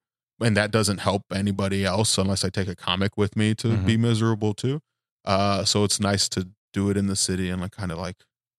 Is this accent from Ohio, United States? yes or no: yes; Cleveland, Ohio, United States; usually when I say I'm from Cleveland